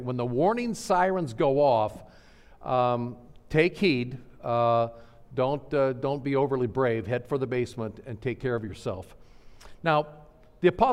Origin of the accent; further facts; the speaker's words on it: Nebraska, United States; moved away as an adult; growing up in Nebraska